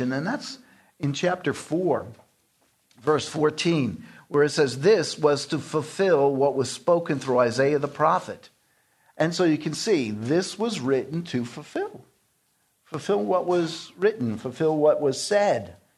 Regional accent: New York City, New York, United States; I grew up in New York City

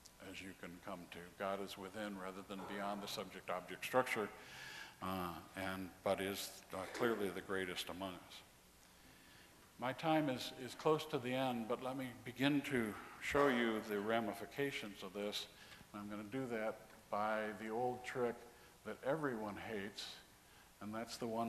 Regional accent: Texas, United States; I'm from Texas, hot.

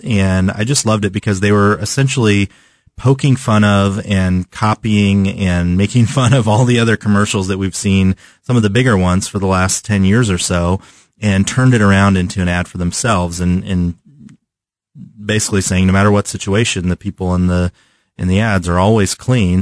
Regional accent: Southern California, United States; now in Kansas City, United States; one of the places I grew up in Southern California

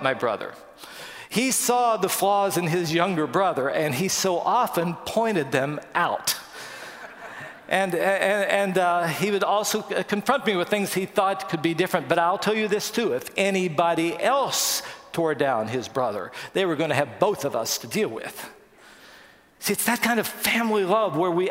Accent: West Virginia, United States; we grew up in West Virginia

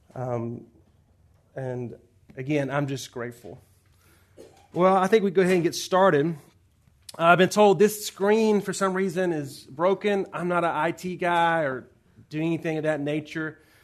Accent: Georgia, United States; moved away as an adult; now in Los Angeles, United States; you may hear the accent. I'm not from Los Angeles. Uh, born and raised in Georgia.

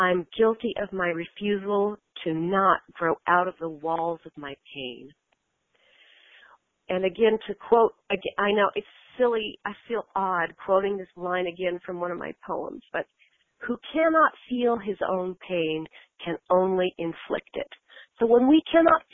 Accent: United States; as an American

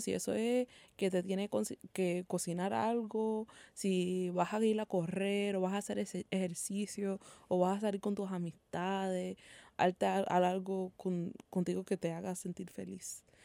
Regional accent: Puerto Rico; nosotros como, sabe Puertorriqueños

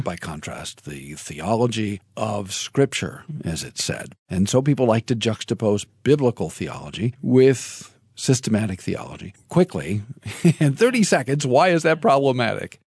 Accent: United States; I'm an American

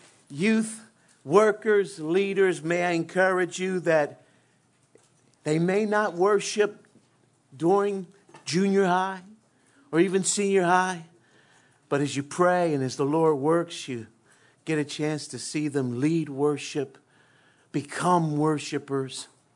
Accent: Philadelphia, Pennsylvania, United States; growing up in West Philly, born and raised, sometimes you just kind of have a lot of mouth

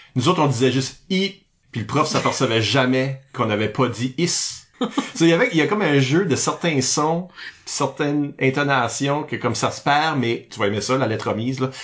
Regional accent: northern Acadia, New Brunswick, Canada; je viens pas du sud-est, mais je suis acadien du nord

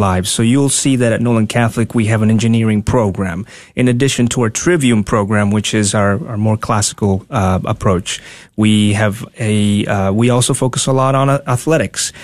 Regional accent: Tegucigalpa, Francisco Morazán, Honduras; moved away as an adult; also born or lived in Dallas, Texas; now in United States; born and raised in Honduras, capital city, Tegucigalpa, I moved here when I was nineteen

